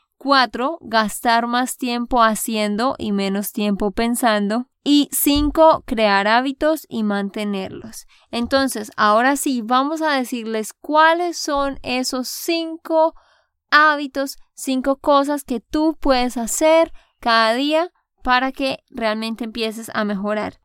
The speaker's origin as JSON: {"language": "Spanish", "region": "Santander", "country": "Colombia", "said": "de Santander, Colombia"}